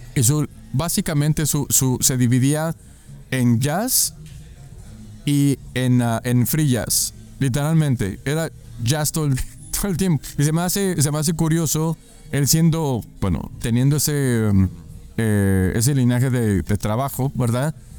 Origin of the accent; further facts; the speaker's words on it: Chihuahua, Mexico; soy de Chihuahua, Chihuahua.